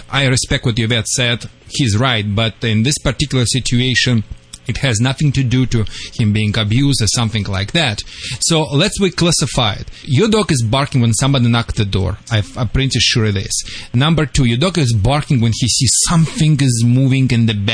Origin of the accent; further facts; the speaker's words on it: Texas, United States; now in Luxora, United States; No, I'm are from you... Texas.